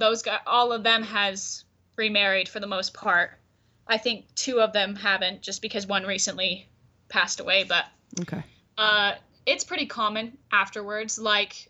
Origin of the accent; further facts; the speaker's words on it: Centennial Park, Arizona, United States; I was raised and am growing up in Centennial Park, which is just a little past Short Creek or the Crick